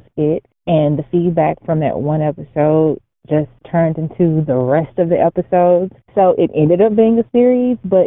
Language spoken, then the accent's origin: English; Houston, Texas, United States; now in Dallas, United States; grew up in Houston, Texas.